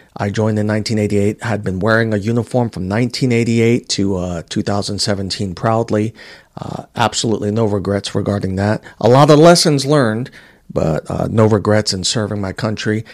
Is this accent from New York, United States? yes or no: yes; New York City, New York, United States; also born or lived in Puerto Rico; growing up in Queens, New York